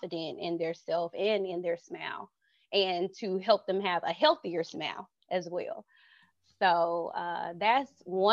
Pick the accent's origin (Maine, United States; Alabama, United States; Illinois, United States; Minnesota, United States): Alabama, United States; Birmingham; I am from Birmingham, Alabama